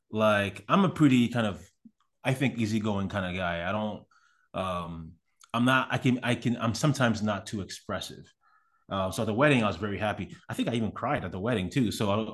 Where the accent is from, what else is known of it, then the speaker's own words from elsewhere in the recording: Canada; moved away as an adult; now in United States; because again, I'm from Canada. I had been in America for maybe 3 or 4 months when that happened.